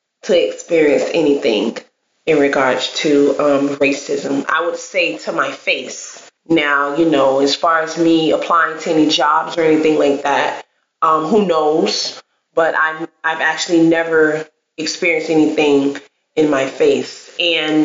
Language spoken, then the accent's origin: English; Miami, Florida, United States; growing up where we were, where we came from, Miami, Florida